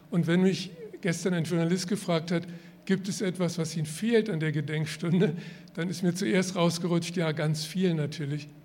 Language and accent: German; Berlin, Germany; moved away as an adult; ich bin ja geborener Berliner, ich kann auch noch Berlinern, aber das mache ich jetzt nicht. Ähm, und bin mit 18 Jahren weggegangen